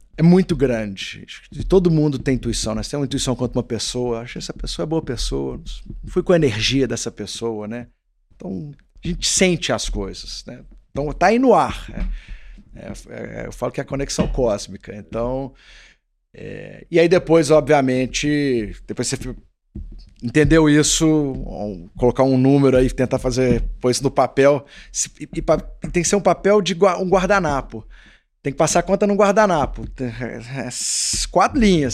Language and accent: Portuguese; Belo Horizonte, Minas Gerais, Brazil; eu sou de Belo Horizonte